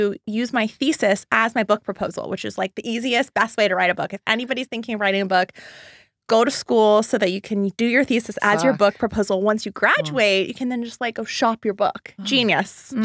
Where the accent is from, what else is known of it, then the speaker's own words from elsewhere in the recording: Laguna Beach, California, United States; also born or lived in Los Angeles; growing up in Laguna Beach, California, and coming to Los Angeles